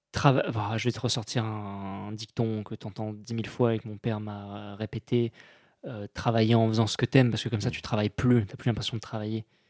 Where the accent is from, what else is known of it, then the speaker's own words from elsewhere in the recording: Périgord, Nouvelle-Aquitaine, France; moved away; Je suis né en, en Périgord, j'ai grandi en Périgord